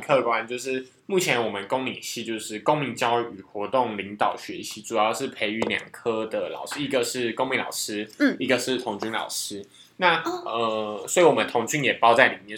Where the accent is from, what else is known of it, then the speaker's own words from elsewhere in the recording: Taiwan; 我们是台湾人